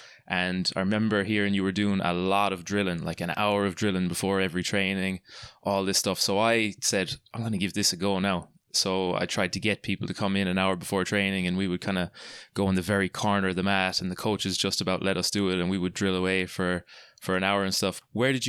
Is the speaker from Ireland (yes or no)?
yes; Limerick, Munster, Ireland; my hometown, Limerick, Ireland.